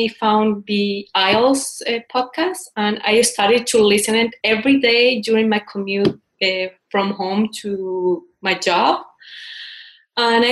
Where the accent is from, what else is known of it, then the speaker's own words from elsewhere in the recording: Chile; English is a second language; moved away as an adult; also born or lived in Vancouver, Canada / Spain; now in Washington, D.C., United States; I'm from Chile. I have been living in Washington, D.C. for almost 6 years